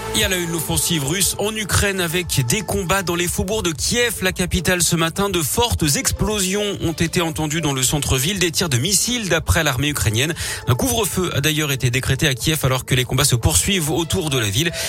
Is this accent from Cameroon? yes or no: no; France; Chez nous en France